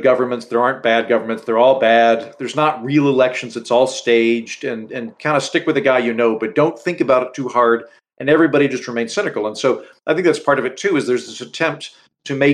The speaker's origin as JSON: {"language": "English", "country": "United States", "also_born_or_lived": "Texas / Edinburgh", "first_language": "English", "said": "As an American"}